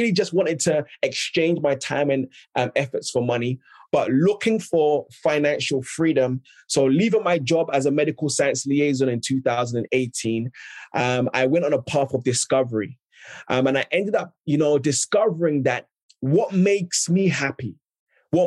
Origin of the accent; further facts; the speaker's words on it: London, United Kingdom; also born or lived in Ghana; I'm originally from Ghana, West Africa, but grew up and was raised in South London